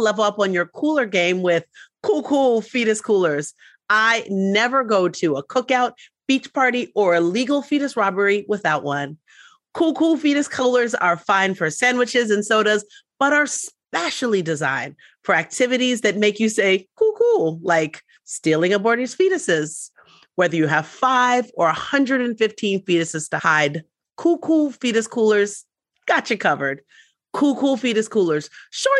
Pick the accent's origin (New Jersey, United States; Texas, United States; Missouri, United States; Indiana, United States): New Jersey, United States; moved away; I left New Jersey. That is my home state